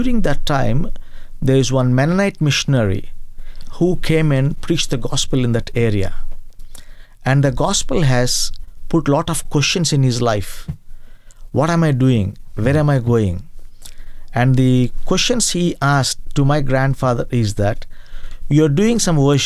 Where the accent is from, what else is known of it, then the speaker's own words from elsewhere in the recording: Eluru, Andhra Pradesh, India; I started my ministry in Eluru